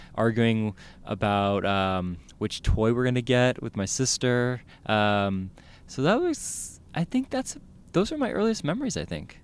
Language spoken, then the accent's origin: English; South San Francisco, California, United States; I grew up in the Bay Area, I grew up in South City